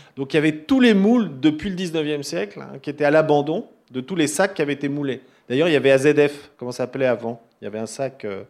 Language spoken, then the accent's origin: French; Paris, Île-de-France, France; je suis parisien